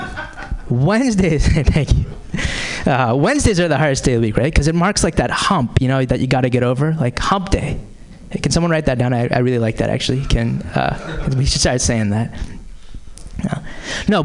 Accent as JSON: {"language": "English", "town": "Boston", "region": "Massachusetts", "country": "United States", "tie": "born or raised there", "said": "I am from the Boston area originally"}